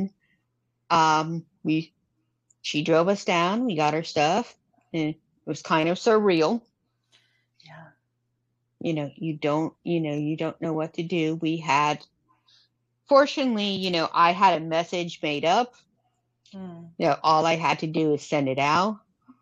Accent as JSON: {"language": "English", "region": "Florida", "country": "United States", "moved": "yes", "lives_now": "South Carolina, United States", "said": "I'm from Florida"}